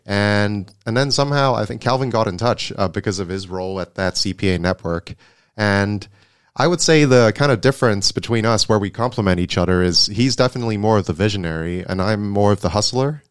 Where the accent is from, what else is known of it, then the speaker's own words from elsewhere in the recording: Hong Kong; also born or lived in Netherlands; I was born and raised in Hong Kong, and, uh, born and bred here